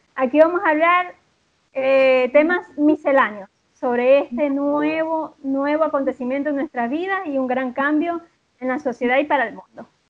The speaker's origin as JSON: {"language": "Spanish", "country": "Venezuela", "moved": "as an adult", "lives_now": "Chile", "said": "Soy una venezolana que vive en Chile desde hace dos años y un poco más"}